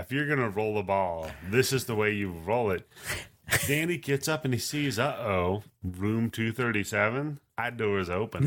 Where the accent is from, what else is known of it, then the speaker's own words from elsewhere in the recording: Pacific Northwest, United States; I grew up in the Pacific Northwest